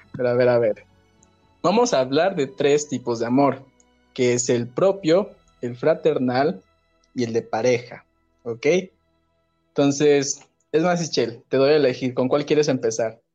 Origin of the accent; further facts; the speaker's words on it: Ciudad del Carmen, Campeche, Mexico; allá Ciudad del Carmen, Campeche